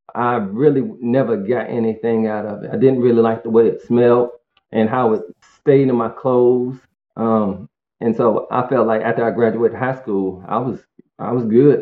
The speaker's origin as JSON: {"language": "English", "town": "Greensboro", "region": "North Carolina", "country": "United States", "tie": "born or raised there", "said": "I'm from Greensboro, North Carolina, and uh, born and raised in a two-parent working class family home."}